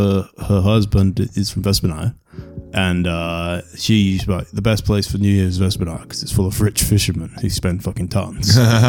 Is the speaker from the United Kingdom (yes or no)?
yes; England, United Kingdom; I'm English.